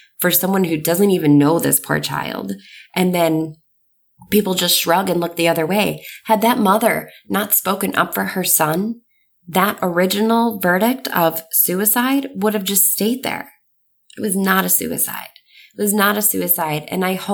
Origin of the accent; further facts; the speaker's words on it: New York, United States; I grew up in New York